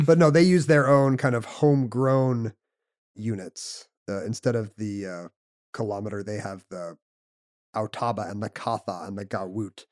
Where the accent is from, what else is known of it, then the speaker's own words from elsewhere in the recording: United States; we're from America